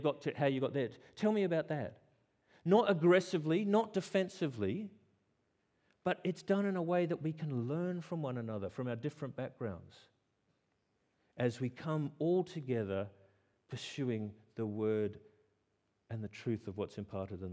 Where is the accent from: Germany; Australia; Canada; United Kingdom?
Australia; I'm Australian